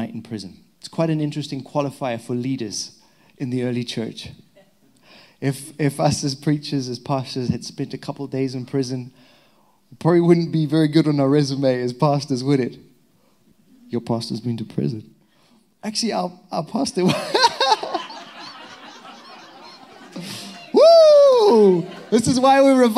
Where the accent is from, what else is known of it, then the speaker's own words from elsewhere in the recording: Zimbabwe; now in England; I'm untrained and illiterate young boy from the back end of Zimbabwe, Africa.